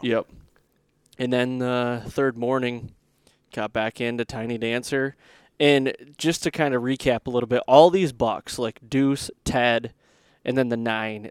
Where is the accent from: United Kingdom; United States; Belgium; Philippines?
United States; Michigan; growing up in Michigan